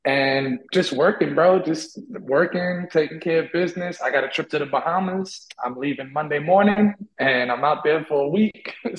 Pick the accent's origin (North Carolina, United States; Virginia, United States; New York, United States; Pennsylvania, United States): New York, United States; also born or lived in Puerto Rico; I was born in PR and then raised in New York my whole life.